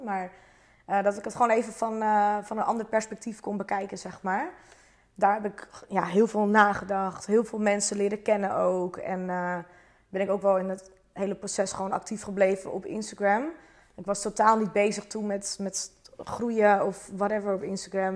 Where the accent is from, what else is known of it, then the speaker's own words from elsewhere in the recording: Zuidoost-Beemster, North Holland, Netherlands; Ik kom uit Zuidoost-Beemster. Dat ligt naast Purmerend.